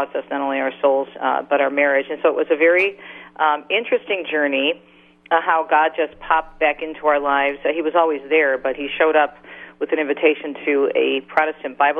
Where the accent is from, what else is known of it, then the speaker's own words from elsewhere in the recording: Detroit, Michigan, United States; my hometown of Detroit